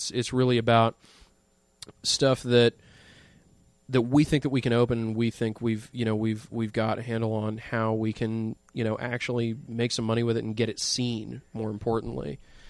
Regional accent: Dallas, Texas, United States; also born or lived in Tallahassee; now in Austin, United States; we're both from Dallas.

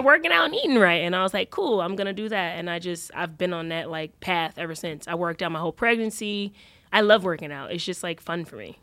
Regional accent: New York, United States; moved away as an adult; also born or lived in Los Angeles, United States; I always say I came from New York

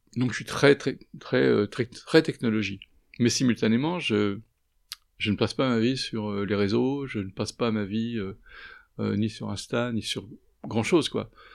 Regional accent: Paris, Île-de-France, France; je suis parisien

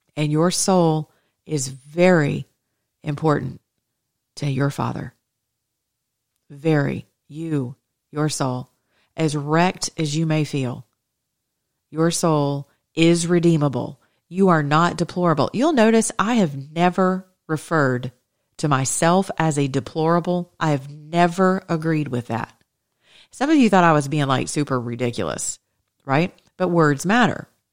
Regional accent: Atlanta, Georgia, United States; I was raised with in the Greek Orthodox community here in Atlanta, Georgia

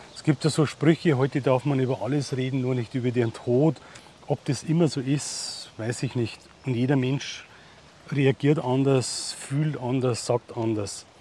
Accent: Holzheim, Germany; Da wo ich her bin aus Holzheim

